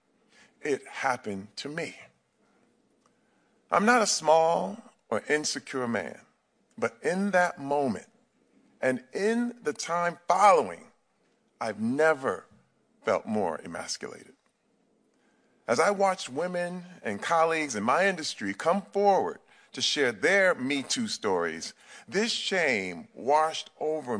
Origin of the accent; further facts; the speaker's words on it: Flint, Michigan, United States; I'm from Flint, Michigan